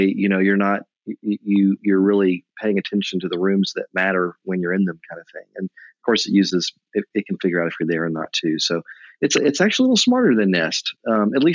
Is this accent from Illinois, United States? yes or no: no; Tennessee, United States; moved away as an adult; also born or lived in Nashville / Memphis / Knoxville; now in North Carolina, United States; I grew up next door in Tennessee. So I really grew up in Nashville and Memphis, but went to school in Knoxville